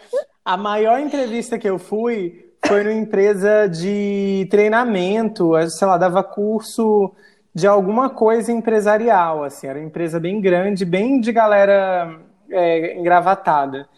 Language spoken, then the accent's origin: Portuguese; Rio Branco, Acre, Brazil; also born or lived in interior of Rio Grande do Norte / São Paulo; quando eu fui para o Acre, que eu fui para o Acre fazer a quinta série. e terminei os meus estudos em Rio Branco